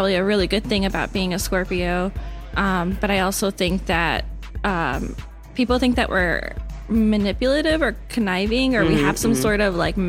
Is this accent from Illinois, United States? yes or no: yes; Aurora, Illinois, United States; also born or lived in California / New York / Cleveland, Ohio; now in Chicago, United States; I was raised in Aurora, Illinois, born in California